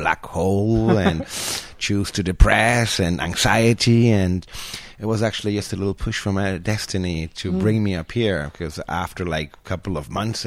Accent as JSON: {"language": "English", "country": "Spain", "tie": "born or raised there", "also_born_or_lived": "Germany", "moved": "as an adult", "lives_now": "Costa Rica", "said": "I grew up in Spain"}